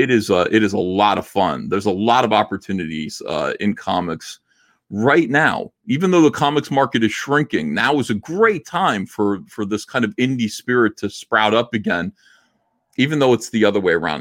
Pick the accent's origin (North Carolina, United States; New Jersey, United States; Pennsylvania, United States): New Jersey, United States; I'm from New Jersey